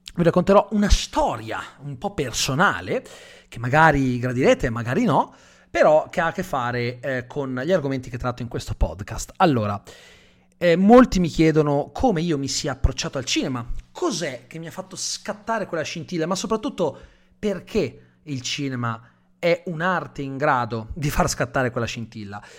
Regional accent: Calabria, Italy; io sono calabrese

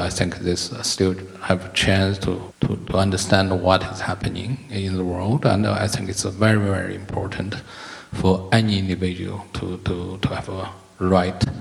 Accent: China; moved away; I grew up in China.

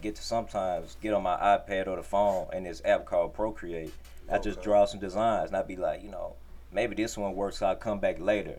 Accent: Memphis, Tennessee, United States; I'm from Memphis

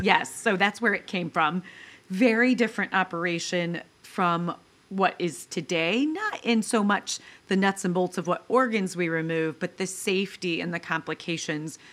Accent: Mendon, Ohio, United States; I grew up in rural Ohio

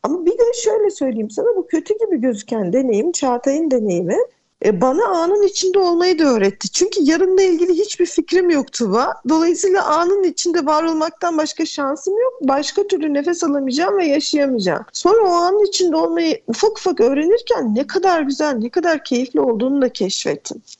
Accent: Edirne, Turkey; Edirne'de yaşıyorum. Edirneliyim

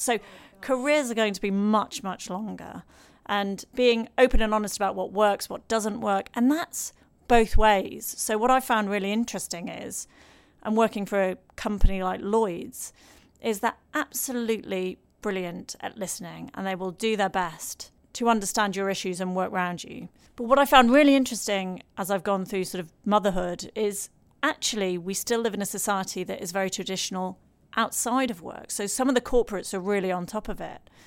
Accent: Lancashire, North West England, United Kingdom; I'm from Lancashire

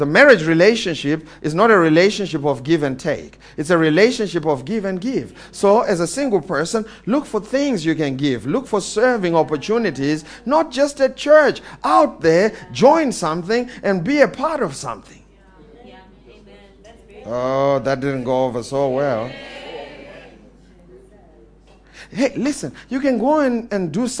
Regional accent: Eastern Cape, South Africa; I'm coming from the Eastern Cape

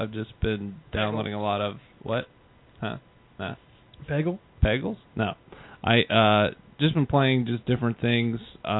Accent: near Cleveland, Ohio, United States; I grew up near Cleveland.

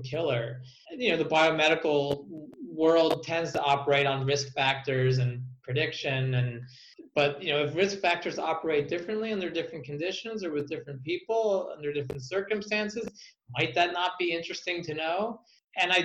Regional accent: United States; as an American taxpayer

